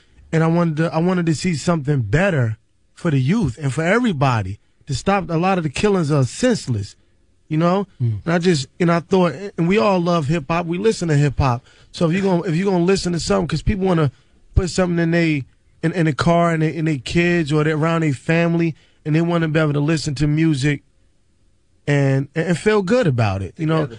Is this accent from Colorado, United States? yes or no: no; Newark, New Jersey, United States; I'm from Newark, New Jersey.